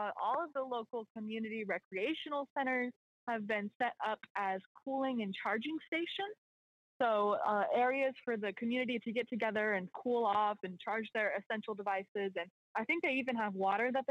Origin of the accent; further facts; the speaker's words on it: just outside of Portland, Oregon, United States; moved away as an adult; also born or lived in Central Texas; now in New Orleans, United States; So I was born and raised just outside of Portland, Oregon, and then spent 4 years in college in Central Texas